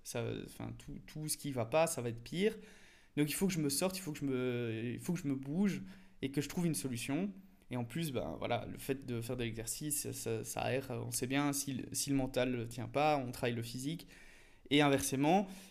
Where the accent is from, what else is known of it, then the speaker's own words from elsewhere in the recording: Belgium; en tant que petit belge pays plat